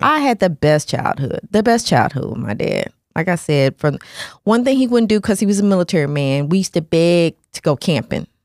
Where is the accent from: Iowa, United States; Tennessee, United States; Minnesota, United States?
Tennessee, United States; Nashville; moved away; also born or lived in Hawaii; We grew up in Nashville, Tennessee, a very racist area